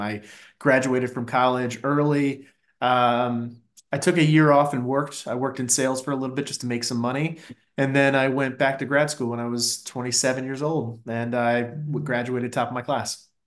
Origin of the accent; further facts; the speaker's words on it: Fairfax County, a suburb of DC, Virginia, United States; moved away as an adult; also born or lived in New York; I grew up in, uh, Fairfax County specifically, which is a suburb of D C